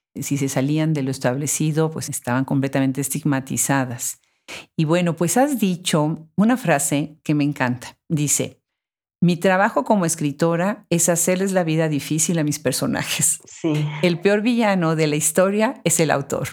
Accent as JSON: {"language": "Spanish", "region": "Puebla", "country": "Mexico", "tie": "born or raised there", "said": "en Puebla, mi ciudad natal en México"}